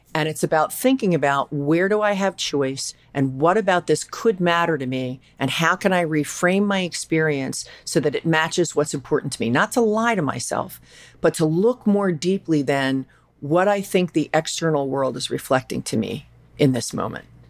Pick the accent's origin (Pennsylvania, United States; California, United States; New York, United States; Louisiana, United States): Pennsylvania, United States; Philadelphia; I'm from Philadelphia